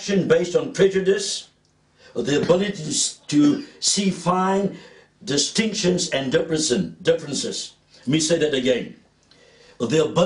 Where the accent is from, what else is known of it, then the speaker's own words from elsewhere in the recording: South Africa; As a South African, I grew up in the period of apartheid